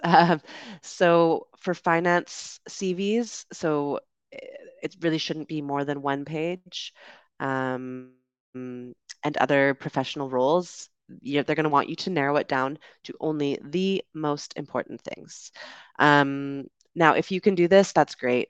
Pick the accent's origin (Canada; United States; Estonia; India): Canada; moved away as an adult; also born or lived in United Kingdom; I grew up in Canada